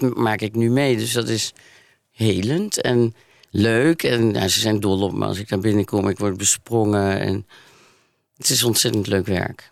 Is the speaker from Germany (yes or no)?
no; Maastricht, Limburg, Netherlands; in ons katholieke Limburg. En ik kom uit Maastricht